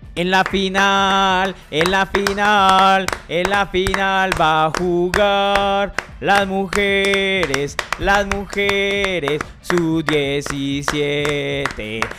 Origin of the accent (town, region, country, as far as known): Colombia